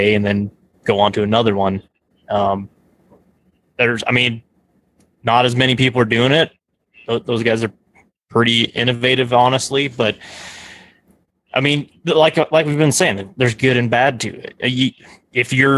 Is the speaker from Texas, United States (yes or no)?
no; Nebraska, United States; growing up in Nebraska